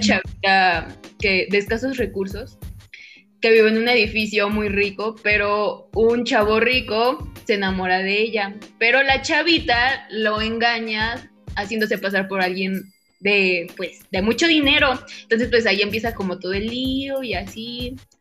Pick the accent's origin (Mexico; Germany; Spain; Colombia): Mexico; siendo buen mexicano